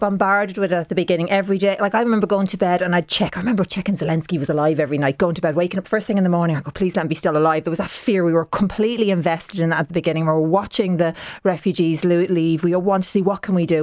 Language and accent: English; Dublin, Leinster, Ireland; I'm a proud Dub. Now, I'm from, I'm from the south side kind, I'm from Talla